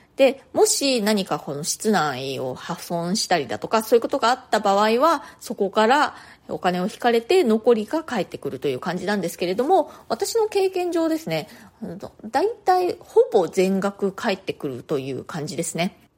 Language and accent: Japanese; Japan; first language Japanese; moved away as an adult; now in New York, United States; 日本人として